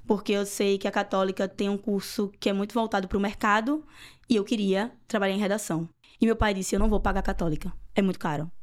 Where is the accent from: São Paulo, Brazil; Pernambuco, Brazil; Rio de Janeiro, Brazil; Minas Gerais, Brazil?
Pernambuco, Brazil; Recife; moved away as an adult; also born or lived in Olinda / Paulista; now in England; eu nasci no Recife e morei alguns anos em Olinda e alguns anos em Paulista, que são duas cidades aqui da região metropolitana